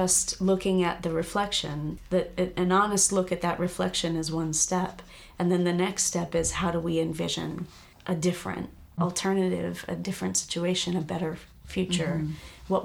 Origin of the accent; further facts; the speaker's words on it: United States; also born or lived in New York; I'm third generation in the US